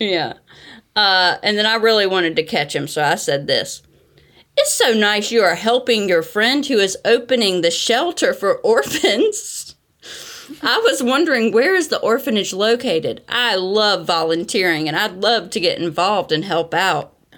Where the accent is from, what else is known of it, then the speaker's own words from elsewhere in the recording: North Carolina, United States; accent: Southern; moved away as an adult; now in Brooklyn, United States; I'm from North Carolina, too